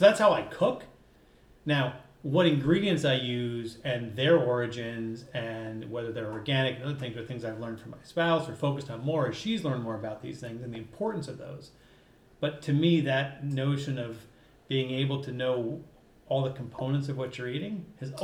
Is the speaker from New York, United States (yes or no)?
no; Jersey Shore, New Jersey, United States; also born or lived in Chicago; now in Minnesota, United States; I am from, in fact, the East Coast in New Jersey. I grew up on the Jersey Shore.